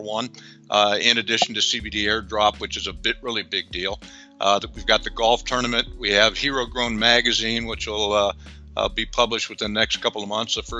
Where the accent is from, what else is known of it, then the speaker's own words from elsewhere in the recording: Nebraska, United States; moved away; where I grew up in Nebraska